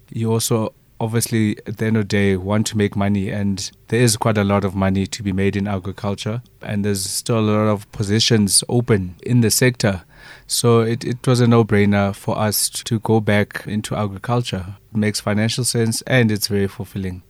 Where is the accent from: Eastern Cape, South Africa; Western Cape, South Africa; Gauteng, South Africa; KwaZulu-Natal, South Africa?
Eastern Cape, South Africa; moved away; also born or lived in Johannesburg; I remember growing up in the Eastern Cape